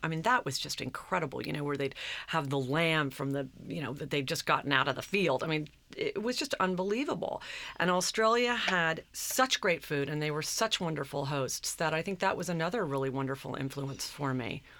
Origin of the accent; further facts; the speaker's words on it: Long Island, New York, United States; growing up on Long Island, I was always influenced